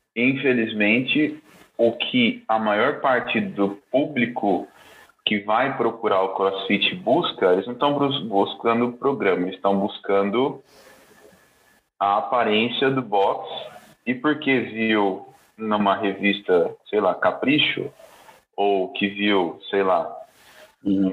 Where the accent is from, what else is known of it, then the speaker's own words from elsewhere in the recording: Bauru, São Paulo, Brazil; minha cidade natal, é, Bauru, interior de São uhum. Paulo